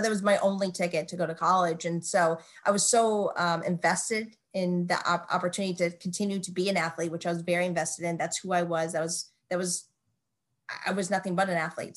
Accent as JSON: {"language": "English", "town": "Flint", "region": "Michigan", "country": "United States", "moved": "yes", "said": "I'm from Michigan originally. I'm from Flint, Michigan"}